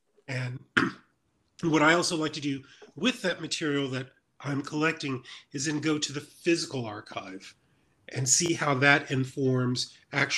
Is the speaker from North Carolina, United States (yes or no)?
no; Mississippi, United States; My first book ever is a long time is a memoir of my growing up in Mississippi